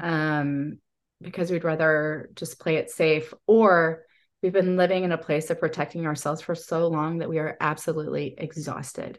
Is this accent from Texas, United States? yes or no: yes; Texas, United States; also born or lived in Chicago; I grew up here in Texas